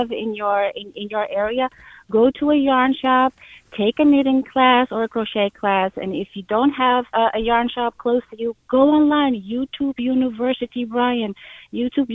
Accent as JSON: {"language": "English", "town": "Amsterdam", "region": "North Holland", "country": "Netherlands", "moved": "as an adult", "lives_now": "New York, United States", "said": "I'm not from the U.S. I'm from Amsterdam, and I married a New Yorker"}